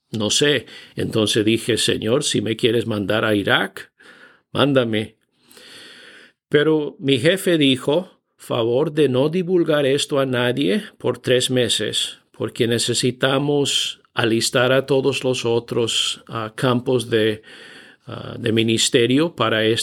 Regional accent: Bolivia; Me crié en Bolivia, pero no había hablado español durante los últimos 25 años, entonces ya oxidado, bien oxidado el español.

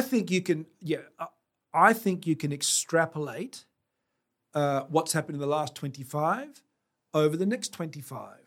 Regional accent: South Australia, Australia; being South Australian

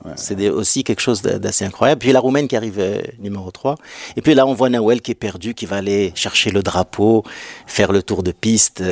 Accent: Morocco; on est marocain

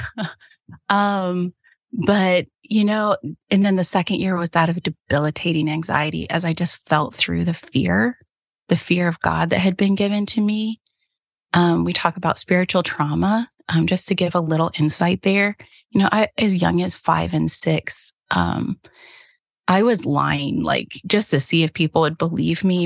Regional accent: Cincinnati, Ohio, United States; now in central Michigan, United States; growing up in Cincinnati

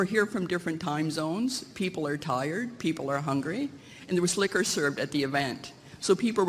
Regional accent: Nova Scotia, Canada; I'm from Nova Scotia. I'm African-Canadian. The Black Loyalists.

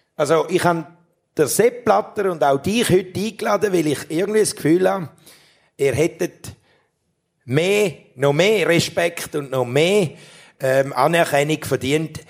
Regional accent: Toggenburg, St. Gallen, Switzerland; aus meiner Heimat, aus dem Toggenburg

